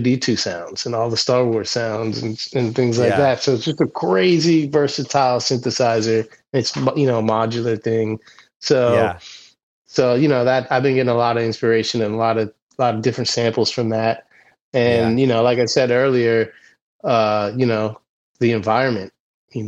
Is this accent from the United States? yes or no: yes; Round Top, Pennsylvania, United States; a really small little ski hill in my hometown where I grew up